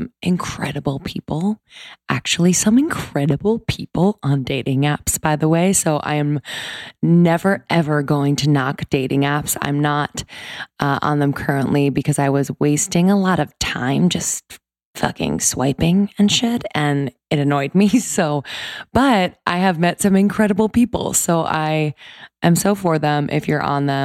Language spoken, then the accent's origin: English; East Coast, United States; So I grew up on the East Coast.